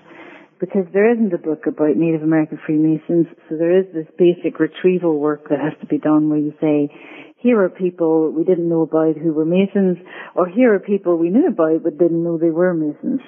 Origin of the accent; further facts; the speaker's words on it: Northern Ireland, United Kingdom; moved away; I am Irish from Northern Ireland, actually, which accounts for my accent